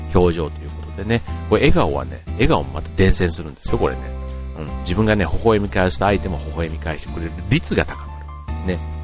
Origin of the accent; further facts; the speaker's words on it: Osaka, Japan; now in Kanto, Japan; 僕の実家の大阪